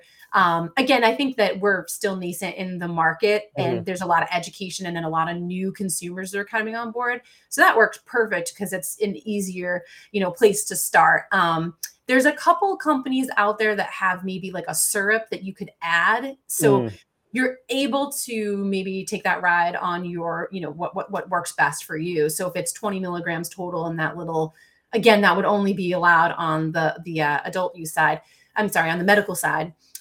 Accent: Massachusetts, United States

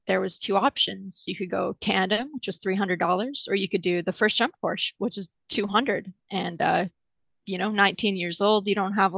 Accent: Wells, British Columbia, Canada; I'm from a super tiny town called Wells in the interior of British Columbia, which is on the west coast of Canada.

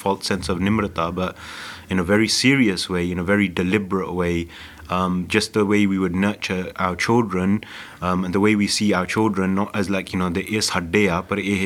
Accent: London, United Kingdom; I grew up in Southall in Havelock Estate

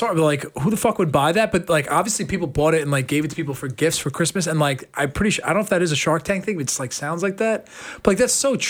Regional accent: United States; I'm American?

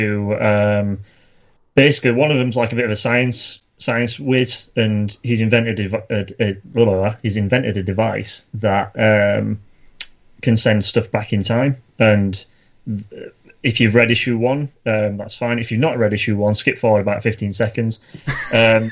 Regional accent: Yorkshire and the Humber, United Kingdom; accent: northern; I'm from Yorkshire. We come out speaking eloquent English like from day one.

